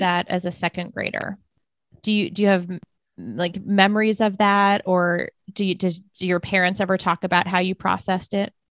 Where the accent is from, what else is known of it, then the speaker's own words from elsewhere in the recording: Arlington, Virginia, United States; I'm from Arlington, Virginia.